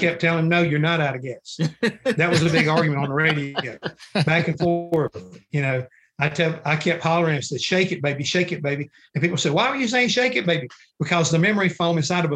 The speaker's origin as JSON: {"language": "English", "town": "Charlotte", "region": "North Carolina", "country": "United States", "tie": "born or raised there", "said": "I grew up in Charlotte, North Carolina, racing dirt"}